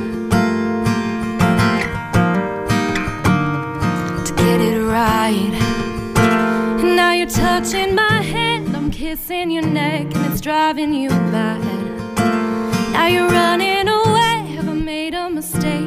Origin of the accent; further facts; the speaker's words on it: Boulder, Colorado, United States; moved away as an adult; now in Boston, United States; I'm from Boulder, Colorado, and I'm a student at Berklee College of Music in Back Bay, Boston